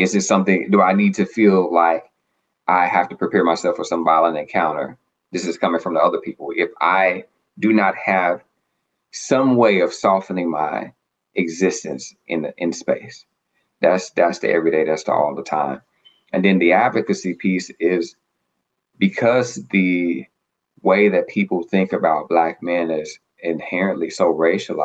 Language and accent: English; Arkansas, United States; now in Boston, United States; I'm from the South, from Arkansas, live in Boston now.